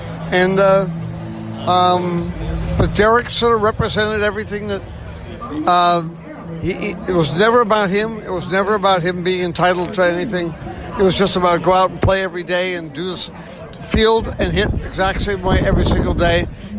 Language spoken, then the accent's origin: English; East Coast, United States; growing up on the East Coast